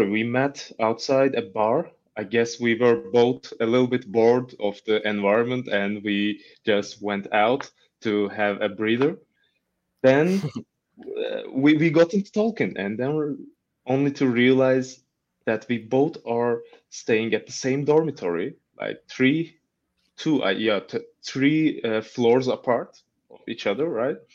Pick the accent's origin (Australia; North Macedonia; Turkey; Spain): Turkey; Mersin; first language Turkish; English is a second language; moved away as an adult; also born or lived in Izmir, Turkey; now in Ankara, Turkey; where I come from. It is the southern part of Turkey. The name of my city is Mersin, where we have a long coast and also a port.